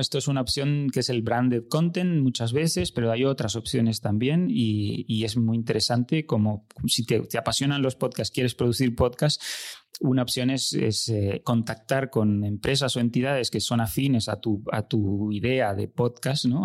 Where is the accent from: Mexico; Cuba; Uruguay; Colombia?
Uruguay; moved away as an adult; also born or lived in Barcelona; now in Spain; nací en Uruguay, y llevo en España desde 2001, hace unos 20 años